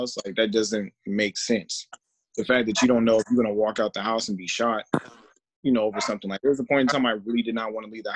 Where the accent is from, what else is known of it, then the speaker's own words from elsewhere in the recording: Georgia, United States; now in Las Vegas, United States; I do live in Vegas, but I'm from Georgia. And it's one of those things, like, being in the South and growing up